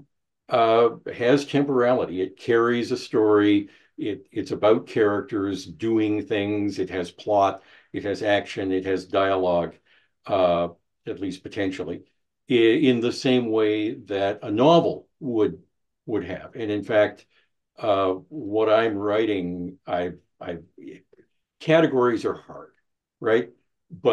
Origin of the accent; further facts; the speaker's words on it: Canada; also born or lived in United States; I'm a Canadian. I lived in the U.S. for a while.